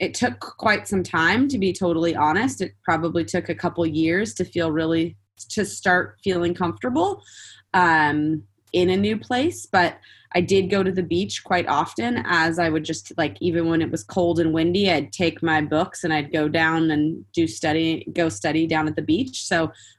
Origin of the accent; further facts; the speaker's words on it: Santa Barbara, California, United States; moved away as an adult; also born or lived in San Diego; I grew up in Santa Barbara